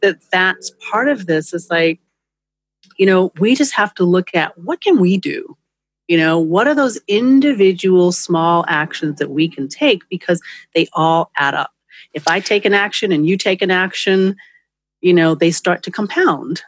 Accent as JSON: {"language": "English", "region": "New York", "country": "United States", "moved": "yes", "lives_now": "Los Angeles, United States", "said": "I'm from New York where we have an actual transportation system"}